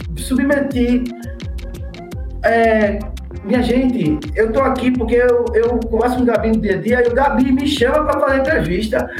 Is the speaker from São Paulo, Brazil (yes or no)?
no; Camaragibe, Pernambuco, Brazil; also born or lived in Recife; eu sou de Camaragibe